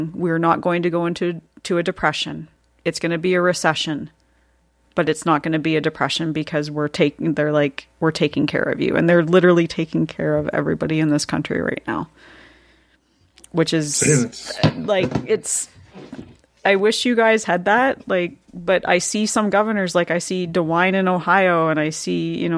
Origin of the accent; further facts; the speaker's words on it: Canada; I'm a Canadian